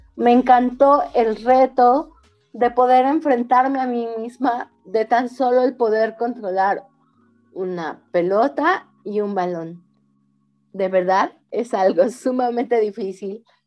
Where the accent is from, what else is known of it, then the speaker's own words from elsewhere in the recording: Mexico; nosotras como mexicanas, como mexicanos, como cultura